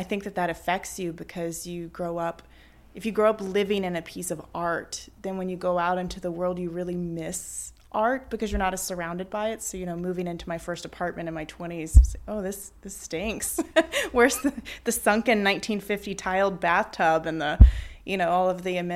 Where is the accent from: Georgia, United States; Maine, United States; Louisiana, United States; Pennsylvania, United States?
Louisiana, United States; Baton Rouge; moved away as an adult; now in New Orleans, United States; I grew up in Mid-City in Baton Rouge